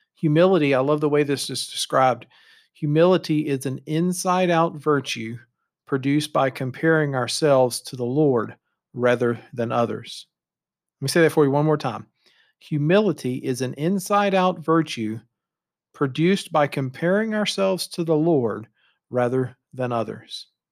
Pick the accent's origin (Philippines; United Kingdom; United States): United States; moved away as an adult; also born or lived in Canada; our identity as an American